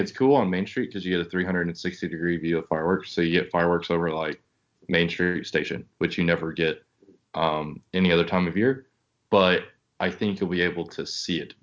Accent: the South, Texas, United States; we're from the South

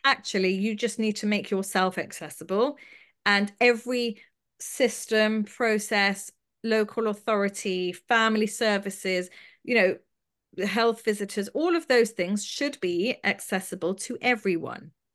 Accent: London, United Kingdom; I grew up in London

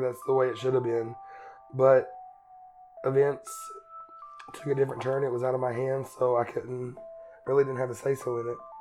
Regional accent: Eastern Kentucky, United States; moved away as an adult; I grew up in Eastern Kentucky, very Republican, redneck

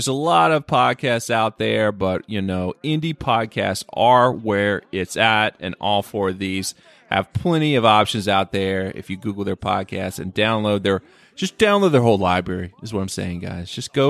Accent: North Carolina, United States; my home state of North Cackalack

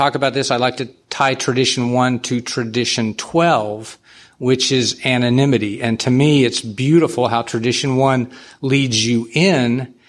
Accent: San Antonio, Texas, United States; I'm a sexaholic from San Antonio.

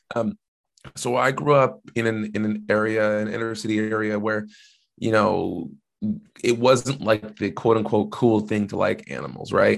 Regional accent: Washington, United States; I didn't have to leave my home state

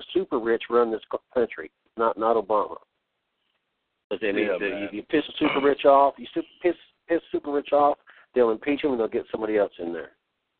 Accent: United States; I grew up just outside D.C., man.

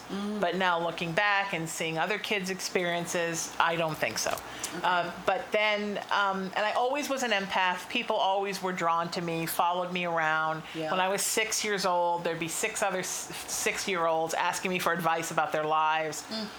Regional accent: Chicago, Illinois, United States; also born or lived in Connecticut; I was born in Connecticut. When I was five, my dad got transferred to Chicago.

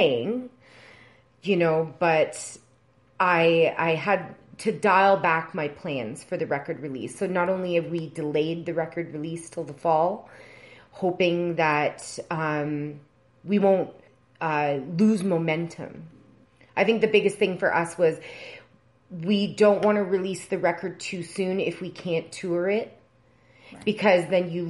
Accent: Edmonton, Alberta, Canada; also born or lived in Lion's Head, Ontario; now in Toronto, Canada; based in Toronto, but I grew up in Edmonton, Alberta

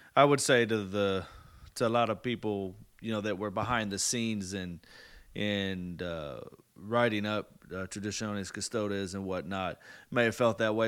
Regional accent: United States; we're American

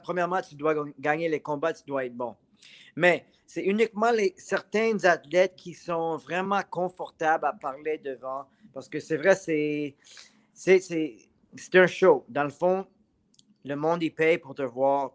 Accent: Montreal, Quebec, Canada; je suis un Montréalais

